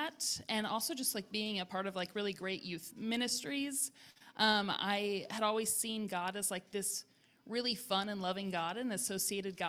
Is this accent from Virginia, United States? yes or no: yes; Richmond, Virginia, United States; I grew up in Richmond, Virginia